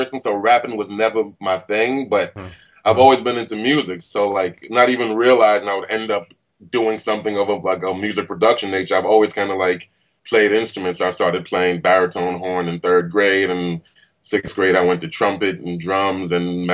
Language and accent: English; New York City, New York, United States; also born or lived in Nigeria / Queens; So for the most part, I lived in Brooklyn for about 20 years of my life, lived in Queens for about the other 20, but I'm heavily Brooklyn influenced